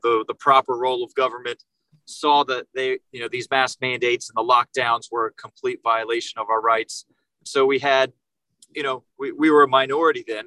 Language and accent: English; Jacksonville, Florida, United States; now in Naples, United States; I was born and raised up in Jacksonville, Florida, and I moved down here to Naples in 2007